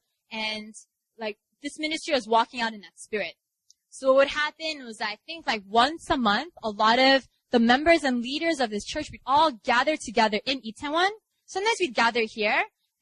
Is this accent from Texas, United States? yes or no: no; New York, United States; now in Seoul, South Korea; I'm from New York